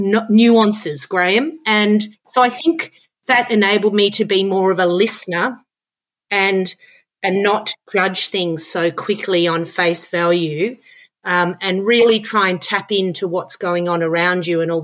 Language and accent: English; Australia; also born or lived in Dublin, Ireland; I came from Australia